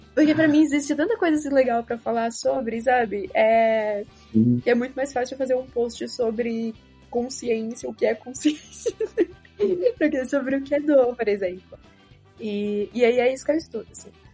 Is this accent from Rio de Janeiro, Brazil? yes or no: no; Rio Grande do Norte, Brazil; accent: potiguar; now in Ribeirão Preto, Brazil; não estranhem o sotaque, eu sou potiguar e ele costuma florar nesses momentos